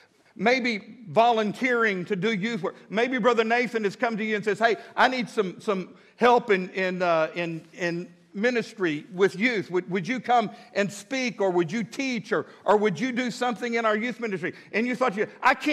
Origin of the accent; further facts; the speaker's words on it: Midland, Texas, United States; moved away as an adult; now in Fort Smith, United States; I was born and raised in West Texas, love West Texas.